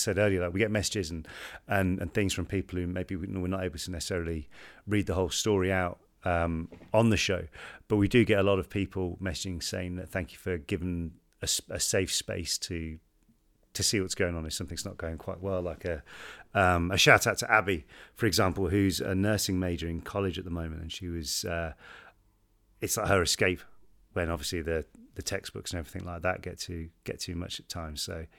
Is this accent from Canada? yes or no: yes; Nova Scotia, Canada; born there; also born or lived in Baker Lake, Canada; I was born in Nova Scotia, but in 2016, my father moved my family and I to Baker Lake, Nunavut in northern Canada, for 3 years.